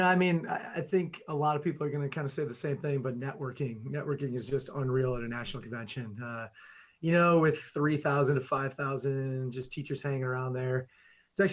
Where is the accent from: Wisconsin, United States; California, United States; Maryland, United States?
Wisconsin, United States; Milwaukee; I'm from just outside of Milwaukee, Wisconsin, and teach at a school in the suburbs of Milwaukee